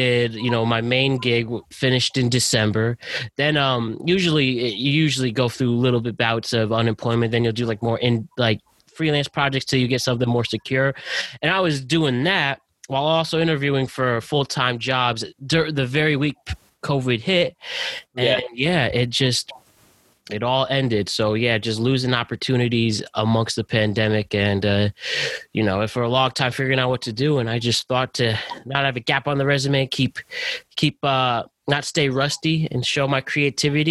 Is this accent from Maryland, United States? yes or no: no; Norwalk, Connecticut, United States; also born or lived in Westchester, New York; I'm from Norwalk, Connecticut, born in Westchester